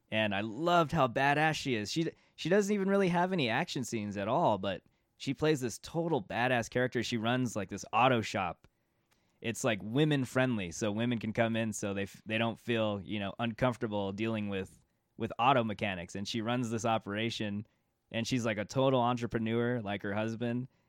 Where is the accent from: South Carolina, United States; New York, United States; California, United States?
California, United States; being from California